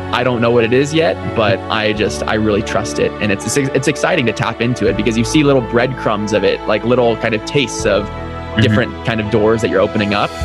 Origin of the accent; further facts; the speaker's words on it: London, United Kingdom; I was born and raised in London